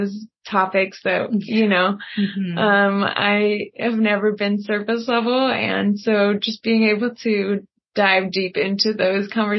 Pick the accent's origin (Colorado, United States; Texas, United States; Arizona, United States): Colorado, United States; Conifer; moved away; also born or lived in Hawaii; I grew up in Colorado, up in Conifer